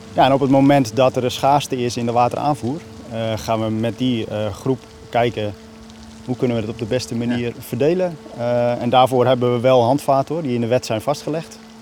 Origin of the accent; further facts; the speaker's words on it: Friesland, Netherlands; moved away; ik ben opgegroeid in Friesland